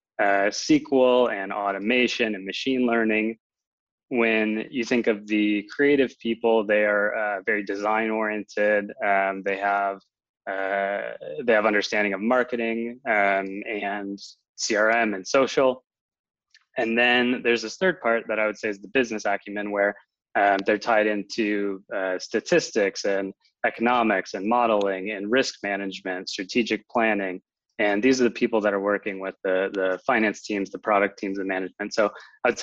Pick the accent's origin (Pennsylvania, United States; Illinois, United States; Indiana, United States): Illinois, United States; Chicago; moved away as an adult; now in Berlin, Germany; I actually grew up in the Chicago area and moved my way out to Berlin to work for Wooga